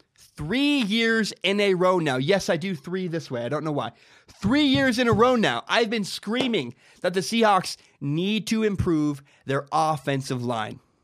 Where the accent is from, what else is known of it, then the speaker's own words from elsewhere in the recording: Washington, United States; I grew up in Washington